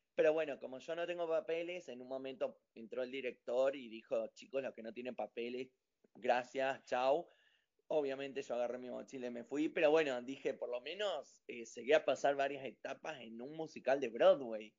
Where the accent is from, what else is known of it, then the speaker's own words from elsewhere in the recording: General Roca, Río Negro, Argentina; also born or lived in United States; yo soy de General Roca, Río Negro